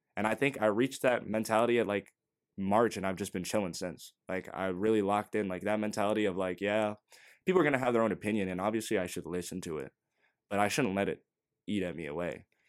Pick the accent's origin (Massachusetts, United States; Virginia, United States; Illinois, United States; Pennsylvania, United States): Virginia, United States; NoVA; we're from Nova